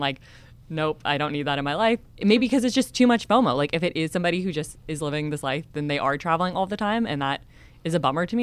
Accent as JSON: {"language": "English", "region": "California", "country": "United States", "tie": "born or raised there", "said": "I just moved to San Diego 6 months ago and I despite growing up in California"}